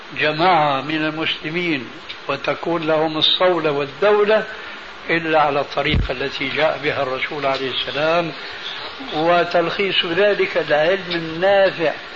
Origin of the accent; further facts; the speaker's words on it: Syria; عندنا في سوريا